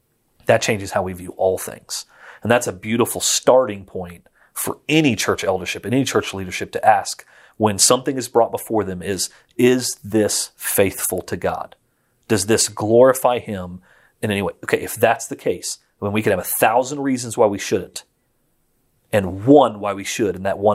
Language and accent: English; Florence, Tuscany, Italy; I grew up in Florence, Italy, spent most of my life overseas. And so I grew up in a very Catholic world, but member of the Churches of Christ.